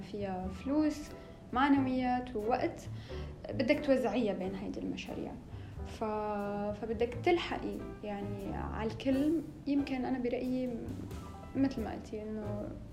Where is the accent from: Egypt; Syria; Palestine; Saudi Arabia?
Syria; moved away as an adult; also born or lived in Homs / Damascus / Manchester; انا من سوريا من آه، نصي حمصي ونصي من الشام